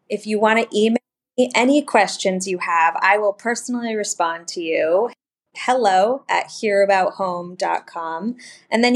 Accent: Vermont, United States; moved away; also born or lived in Montana; I grew up in Vermont

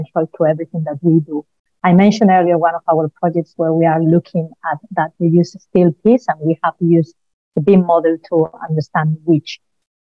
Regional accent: Spain; now in United Kingdom; I'm originally from Spain, as surely you can tell from my accent

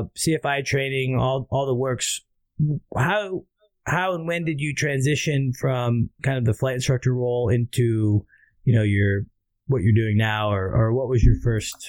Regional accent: Oregon, United States; And I lived in Oregon. I was from Oregon.

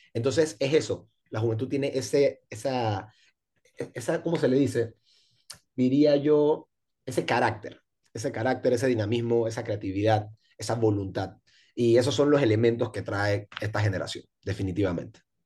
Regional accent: Panama City, Panama; yo crecí en Pueblo Nuevo

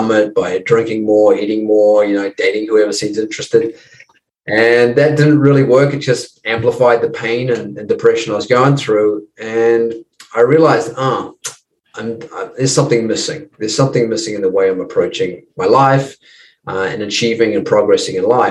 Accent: New Zealand; moved away as an adult; also born or lived in United States; now in Los Angeles, United States; I'm just across the ditch there, mate, in New Zealand. And I've been in the States. I left New Zealand when I was 20

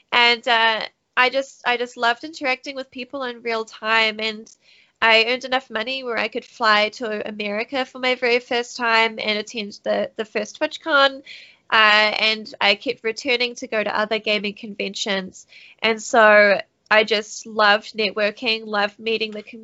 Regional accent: New Zealand; also born or lived in United States; I'm born and raised in New Zealand, down under.

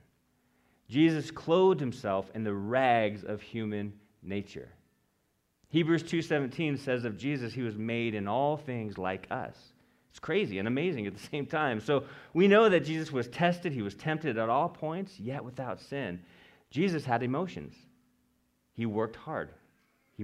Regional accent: West Coast, United States; moved away as an adult; we're from the West Coast. We're here a couple years, 2.5 years so far

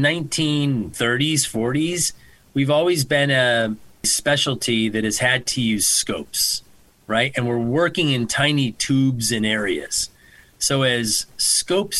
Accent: Connecticut, United States; also born or lived in New York; I'm from Connecticut. I'm from the area

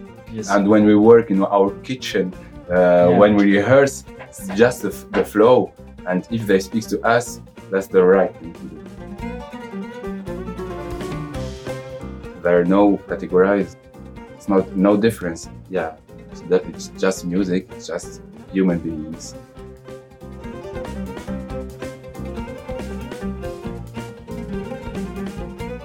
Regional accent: Tunisia; moved away as an adult; also born or lived in Paris, France; now in Brussels, Belgium; I am from Tunisia, and I play oud with … and other projects also. Now I live in Belgium, in Brussels. Before I was in Paris for 6 years also, and before I was in Tunisia

